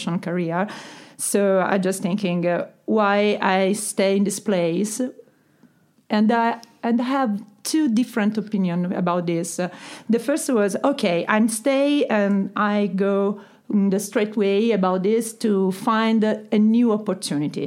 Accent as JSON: {"language": "English", "town": "Catania", "region": "Sicily", "country": "Italy", "moved": "as an adult", "lives_now": "London, United Kingdom", "said": "I'm from Catania."}